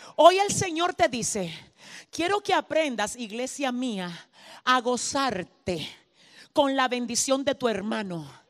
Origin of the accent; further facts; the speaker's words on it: Dominican Republic; mi tierra, República Dominicana. Mi isla, Santo Domingo